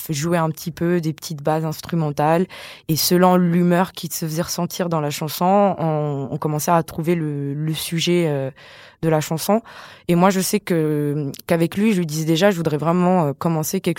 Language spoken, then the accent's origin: French; Madagascar; now in Paris, France; de comment je suis arrivée euh, jusqu'à Paris de Madagascar. Et, dans cette chanson, je, décris un peu Paris comme euh, comme une ville euh, assez mystérieuse, euh, intimidante, comme je disais, puisque je ne connais pas du tout. Moi, je voyais qu'à la télé à Madagascar